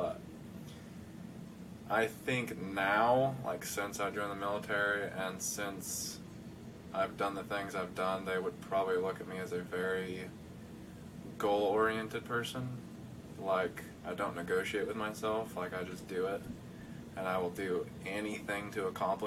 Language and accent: English; Nampa, Idaho, United States; moved away as an adult; the kid that grew up in Nampa, Idaho